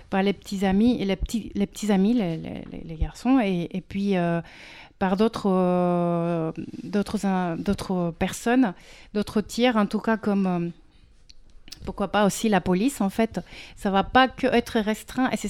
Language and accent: French; Mexico; now in France; je viens du Mexique.